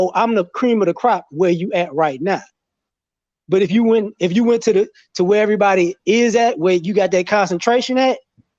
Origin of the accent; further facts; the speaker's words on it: New Orleans, Louisiana, United States; also born or lived in DMV / Chicago; I grew up in New Orleans, the DMV, and Chicago as a kid, to a teenager, right?